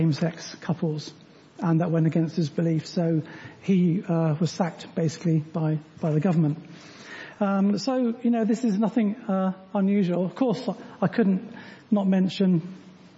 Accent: United Kingdom; We are Christians before we are British

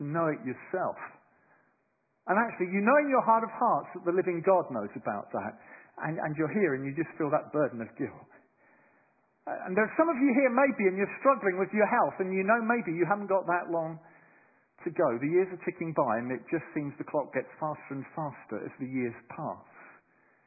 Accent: London, United Kingdom; moved away as an adult; now in Bristol, United Kingdom; I'm a Londoner, I suppose. I was raised in London, but for the last 26 years I've lived in Bristol

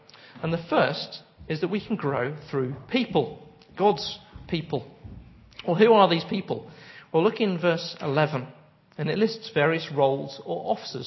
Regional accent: United Kingdom; we're British

